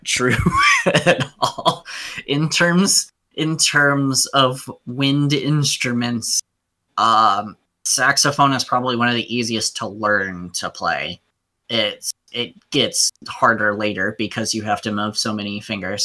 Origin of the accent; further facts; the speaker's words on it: Arizona, United States; moved away; also born or lived in Flagstaff, Arizona; when I was in Flagstaff, I was originally from Arizona